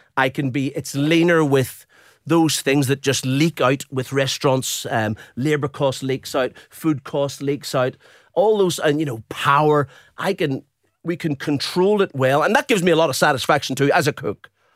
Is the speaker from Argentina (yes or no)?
no; Belfast, Northern Ireland, United Kingdom; also born or lived in Dublin, Ireland; now in Brisbane, Australia; And then we moved north to Belfast.